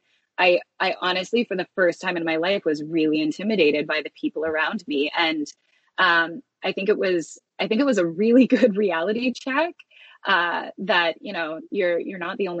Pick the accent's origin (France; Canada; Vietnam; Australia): Canada; Wallaceburg, Ontario; moved away as an adult; also born or lived in Tokyo, Japan; now in Toronto, Canada; I am from a really small town down kind of between London and Windsor called Wallaceburg, Ontario.